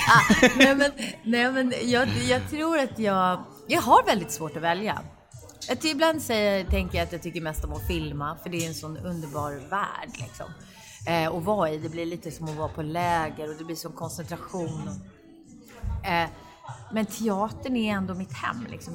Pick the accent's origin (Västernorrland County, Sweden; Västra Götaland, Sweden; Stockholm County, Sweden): Stockholm County, Sweden; Rotebro; also born or lived in Solna / New York; now in Stockholm, Sweden; född i Solna, uppvuxen i Rotebro, så mm. norr om stan